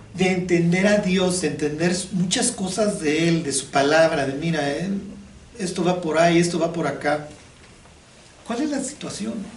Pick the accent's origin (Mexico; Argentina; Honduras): Mexico; Chilango, Mexico City; yo soy chilango